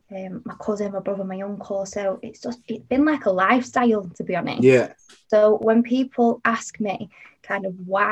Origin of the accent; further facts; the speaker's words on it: Manchester, North West England, United Kingdom; I am from Manchester. I've always lived here, grown up here.